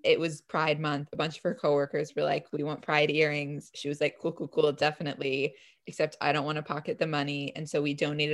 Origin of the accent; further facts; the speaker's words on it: St. Louis, Missouri, United States; I'm from St. Louis